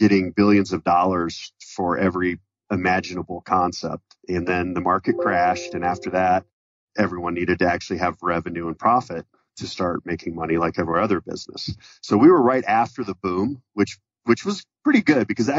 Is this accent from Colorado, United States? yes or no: yes; Colorado, United States; my family business was property management growing up in Colorado in the 80s